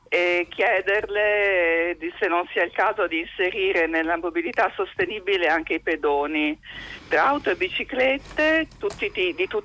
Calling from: Bologna, Emilia-Romagna, Italy; Siamo da Bologna, che è una città dove moltissimi girano in bicicletta

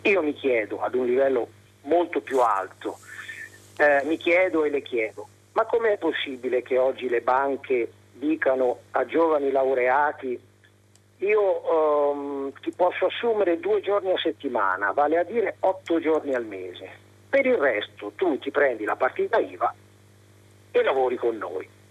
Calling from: Gubbio, Umbria, Italy; siamo da Gubbio, chiamo da Gubbio, la più bella città medievale

